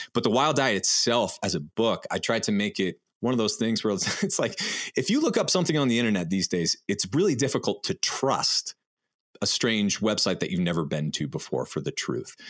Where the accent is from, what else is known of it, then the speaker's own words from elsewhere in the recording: New Hampshire, United States; in the woods where we grew up in New Hampshire